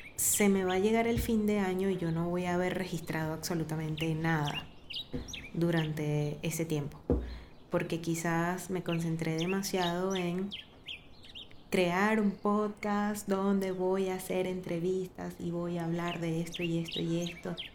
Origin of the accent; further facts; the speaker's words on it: Venezuela; now in Medellín, Colombia; si somos venezolanos